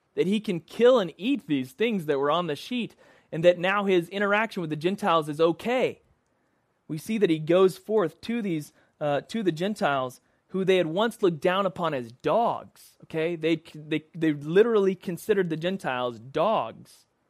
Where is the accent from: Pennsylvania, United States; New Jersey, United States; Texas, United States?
Texas, United States; Dallas; born or raised there; moved away